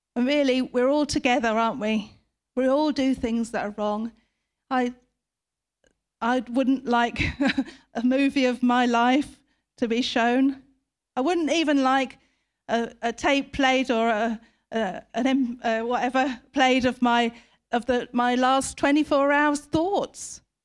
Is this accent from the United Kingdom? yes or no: yes; United Kingdom; we, as British people